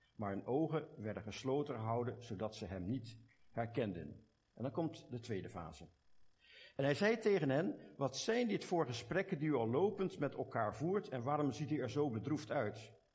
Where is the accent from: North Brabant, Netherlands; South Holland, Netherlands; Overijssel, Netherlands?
South Holland, Netherlands; Delft; accent: Hollands; moved away as an adult; now in Belgium; ik heb mijn Hollands accent nooit kunnen afleren. Ik kom oorspronkelijk van Delft.